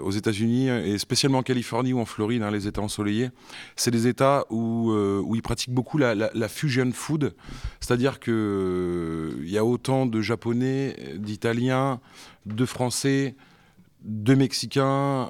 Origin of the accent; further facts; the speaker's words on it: Béthisy-Saint-Pierre, Hauts-de-France, France; also born or lived in San Diego, United States / Dublin, Ireland / Compiègne; je suis originaire de Béthisy, donc c'est pas très loin, c'est une quinzaine de kilomètres